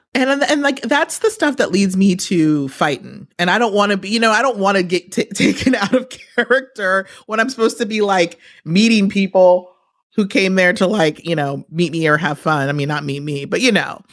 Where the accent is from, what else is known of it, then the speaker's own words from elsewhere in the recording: New York, United States; I'm from New York